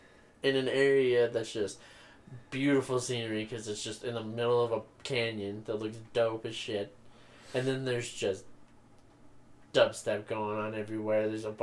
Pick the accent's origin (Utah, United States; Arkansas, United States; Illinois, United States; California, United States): Utah, United States; Yeah, we're from Utah